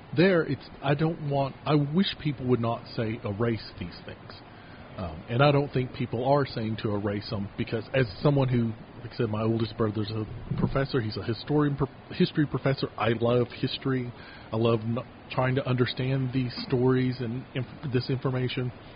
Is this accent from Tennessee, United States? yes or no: no; Kentucky, United States; now in Utah, United States; the county I grew up in mostly in town I grew up in in Kentucky